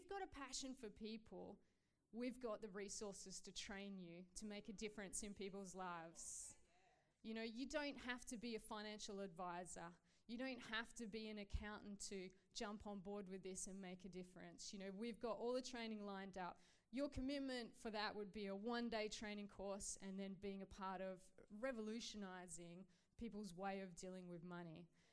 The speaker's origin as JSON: {"language": "English", "country": "Australia", "tie": "born or raised there", "said": "I grew up in Australia, and I had no context, really, of who God was"}